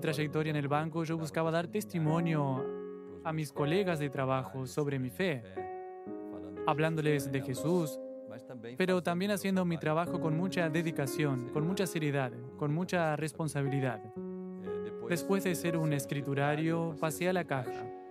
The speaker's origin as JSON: {"language": "Spanish", "town": "Ubatuba", "region": "São Paulo", "country": "Brazil", "said": "Hoy trabajo al lado de mi ciudad porque soy de Ubatuba"}